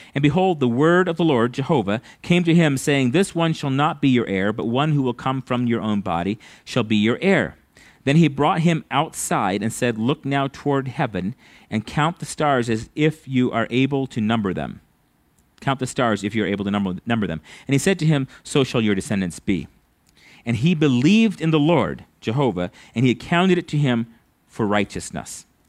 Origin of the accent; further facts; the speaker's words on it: United States; As an American